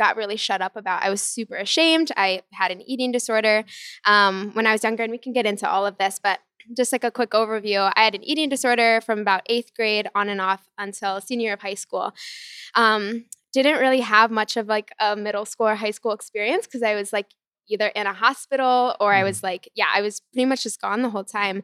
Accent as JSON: {"language": "English", "town": "Chicago", "region": "Illinois", "country": "United States", "moved": "as an adult", "lives_now": "Austin, United States", "said": "I'm from Chicago"}